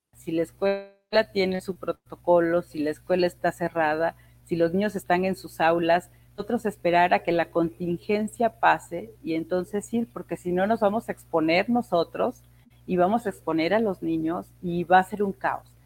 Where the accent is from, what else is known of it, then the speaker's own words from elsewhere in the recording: Tlacotalpan, Veracruz, Mexico; now in Mexico City, Mexico; Yo soy de Tlacotalpa, Veracruz, y ahí en mi pueblo lo que había era una, normal